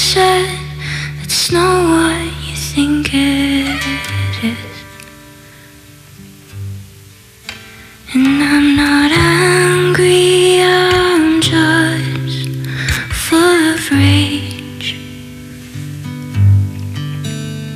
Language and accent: English; Connemara, Connacht, Ireland; also born or lived in Berlin; now in Galway, Ireland; I'm a musician from Galway. I grew up in Connemara